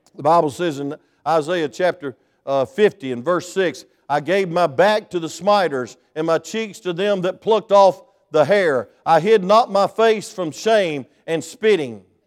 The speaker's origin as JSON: {"language": "English", "region": "South Georgia", "country": "United States", "said": "I came from South Georgia"}